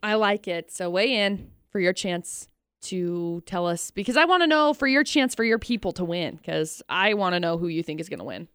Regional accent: Brigham City, Utah, United States; also born or lived in Tremonton, Utah; I grew up in Tremonton and Brigham City

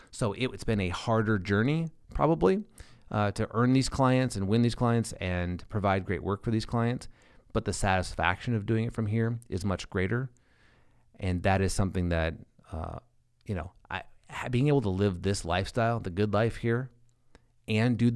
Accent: Lincoln, Nebraska, United States; I'm not from the city here. I'm I'm from Lincoln, Nebraska.

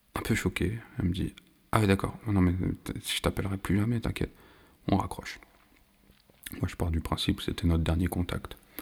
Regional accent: France; je suis né, je vis en France

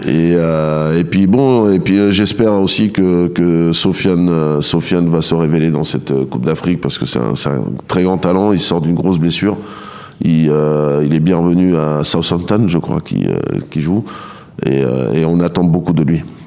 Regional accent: Le Havre, Normandy, France; je viens du Havre

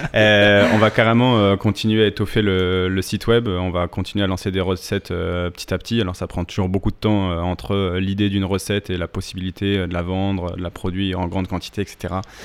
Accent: Alsace, Grand Est, France; also born or lived in Bordeaux; now in Paris, France; je suis originaire, euh, d'Alsace, euh, où j'ai fait une, une petite partie de ma scolarité

